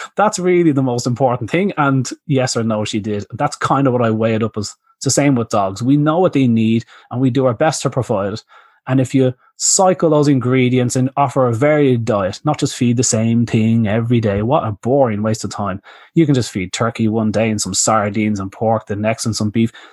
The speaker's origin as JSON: {"language": "English", "country": "Ireland", "also_born_or_lived": "Australia", "moved": "as an adult", "said": "I came from Ireland"}